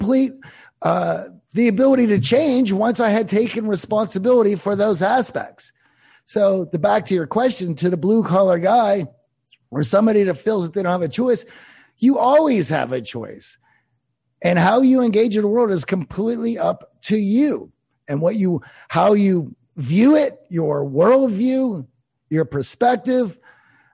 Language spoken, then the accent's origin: English; Pittsburgh, Pennsylvania, United States; I grew up in Pittsburgh